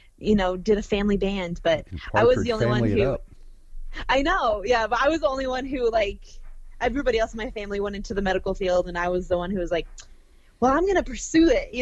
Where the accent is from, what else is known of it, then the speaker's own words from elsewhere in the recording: Arizona, United States; now in Los Angeles, United States; I'm from Arizona and then I've been